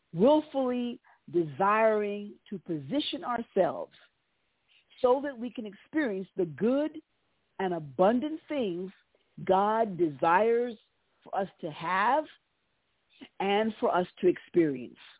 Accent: United States; the nation of my birth, and I'm an American

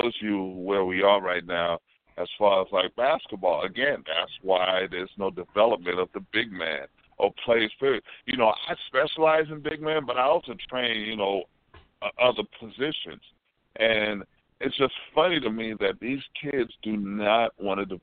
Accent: Haiti; we're both from Haiti

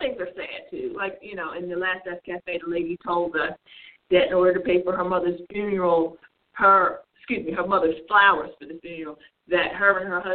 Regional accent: New Jersey, United States; I grew up in New Jersey

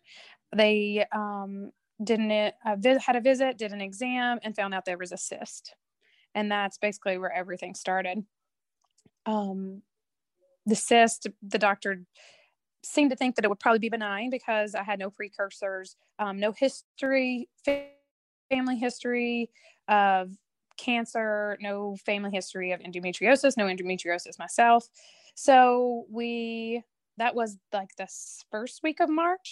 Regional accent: Tennessee, United States; moved away as an adult; also born or lived in North Carolina / upstate New York; now in New York, United States; I am was born and raised in Tennessee

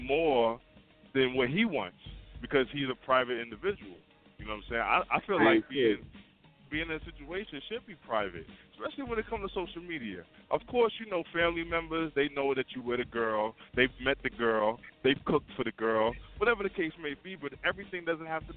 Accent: New York City, New York, United States; now in Palmyra, United States; I'm calling from Palmyra, Pennsylvania, representing Queens, New York.

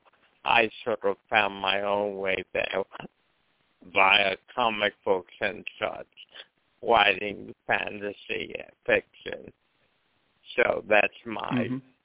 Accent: Havre de Grace, Maryland, United States; I was born in Havre de Grace, Maryland, a small town on the Chesapeake Bay

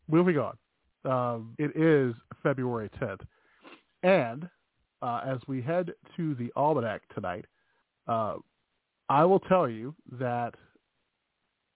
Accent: Chicago, Illinois, United States; accent: Chicago; that's my Chicago accent

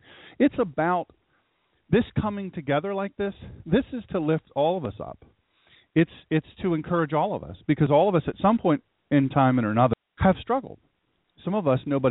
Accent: Sussex County, Delaware, United States; I'm from Sussex County, Delaware

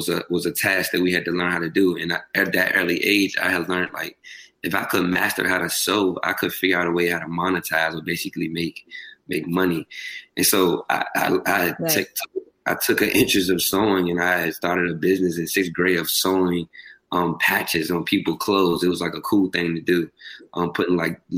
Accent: Richmond, Virginia, United States; I'm from Richmond, Virginia, small city

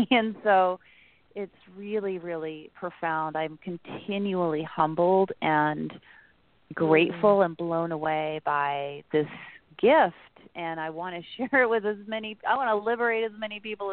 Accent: Utah, United States; moved away as an adult; also born or lived in California; I grew up in Utah

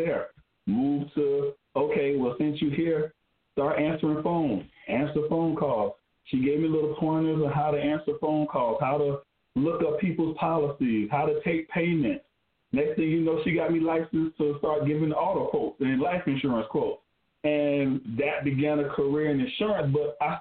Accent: Spartanburg, South Carolina, United States; I'm from Spartanburg, South Carolina

